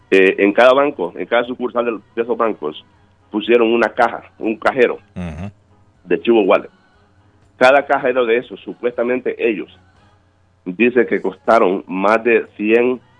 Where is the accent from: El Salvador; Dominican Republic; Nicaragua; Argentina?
El Salvador; Yo soy salvadoreño.